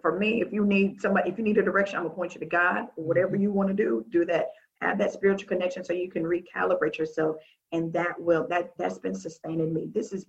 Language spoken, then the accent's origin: English; the South, United States; I'm from the South. We love line dancing.